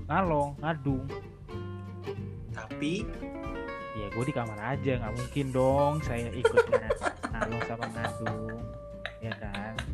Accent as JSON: {"language": "Indonesian", "region": "Jabodetabek", "country": "Indonesia", "said": "Ya kita yang orang Jabodetabek aja pun juga kayak pengen"}